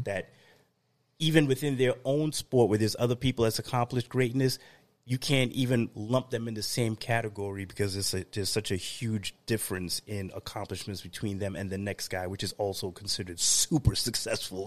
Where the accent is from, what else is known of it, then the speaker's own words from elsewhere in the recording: New York, United States; moved away; ex-New Yorker, in the heart, I'm always a New Yorker. Go Brooklyn